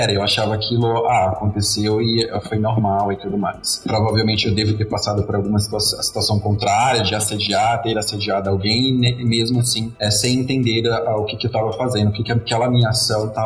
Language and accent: Portuguese; Northeast Region, Brazil; Eu, pelo menos, que venho do Nordeste, que lá é, o homem é muito machista